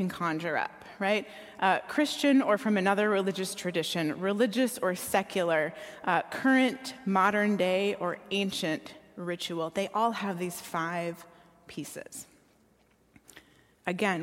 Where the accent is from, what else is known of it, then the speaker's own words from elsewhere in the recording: Minneapolis–Saint Paul, Minnesota, United States; I grew up here in the Twin Cities